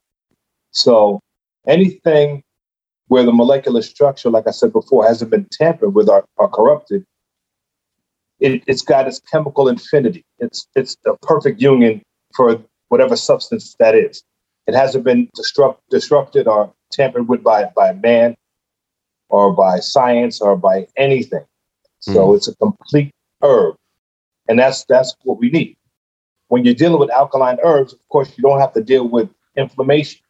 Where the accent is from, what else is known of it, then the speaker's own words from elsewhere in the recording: New York City, New York, United States; I'm from Brooklyn, New York, Bedford-Stuyvesant